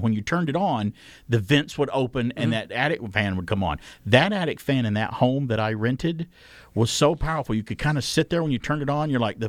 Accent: Georgia, United States; So there's a couple of times growing up in Georgia where the humidity is, you know, 210% and it's hot.

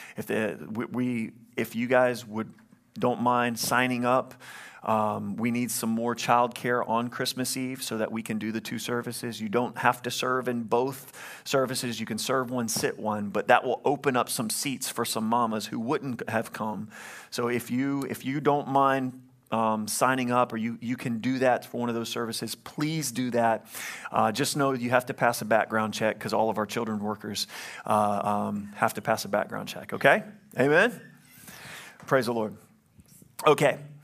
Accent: Louisiana, United States; I'm from Louisiana

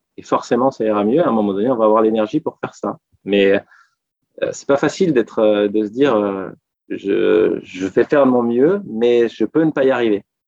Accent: Annecy, Auvergne-Rhône-Alpes, France; moved away as an adult; now in Paris, France; quand j'étais petit, parce que moi, je viens d'une province, je viens d'Annecy

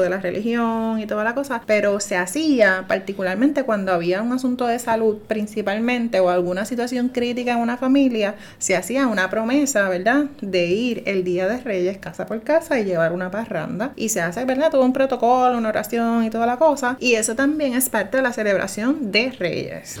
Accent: Puerto Rico; aquí en Puerto Rico

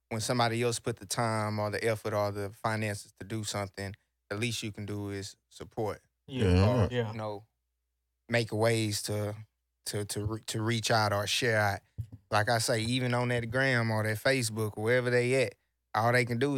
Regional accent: Houston, Texas, United States; also born or lived in Sacramento, California; I'm from the South Side. You know, I was raised in Pearl Homes. Uh, born in Sacramento, Cali. Uh, moved to Texas again around five.

